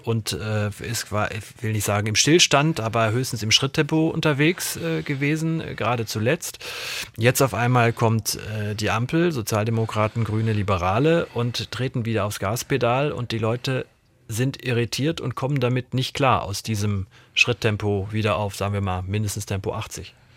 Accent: West Germany, Germany; als Wessi

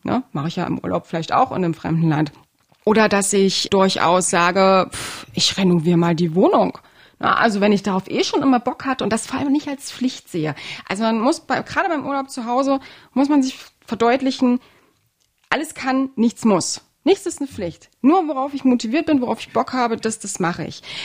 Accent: Halle, Saxony-Anhalt, Germany; meine Heimatstadt

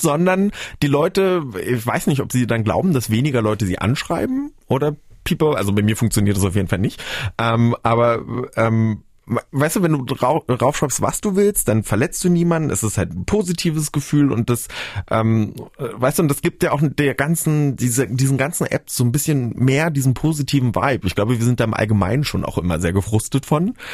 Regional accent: Brandenburg, Germany; also born or lived in Bavaria; ich bin in Brandenburg auf dem Land aufgewachsen, aufgewachsen

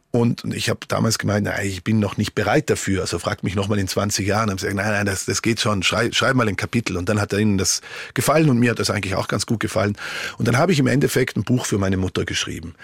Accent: Merano, Trentino-Alto Adige, Italy; moved away as an adult; also born or lived in Switzerland / Vienna, Austria / Dresden, Germany; now in Canada; ich bin ja in Meran groß geworden

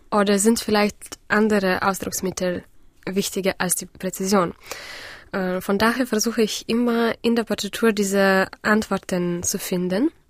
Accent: Vilnius, Vilnius County, Lithuania; Ähm, ich habe in Vilnius, in meiner Heimatstadt, eine Musikschule besucht

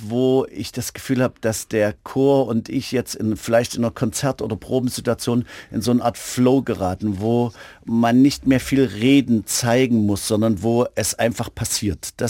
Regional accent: Germany; ich bin ja in DDR-Zeiten zur Schule gegangen

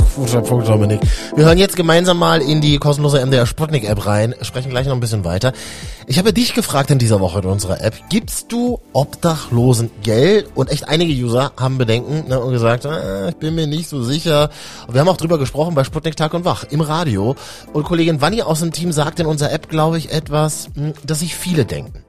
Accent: Berlin, Germany; ich kenne es so mein halbes Leben aus Berlin, wo ich geboren bin

